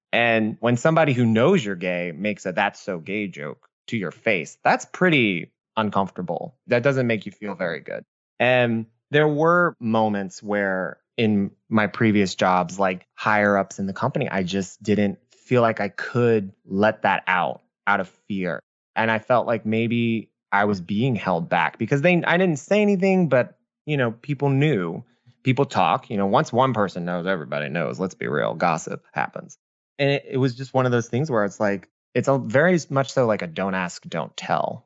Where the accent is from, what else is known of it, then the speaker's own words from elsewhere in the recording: New Orleans, Louisiana, United States; I was born and raised in New Orleans.